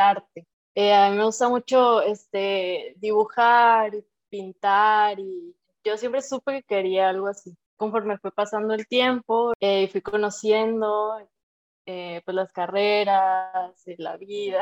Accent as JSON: {"language": "Spanish", "region": "Sinaloa", "country": "Mexico", "said": "soy sinaloense"}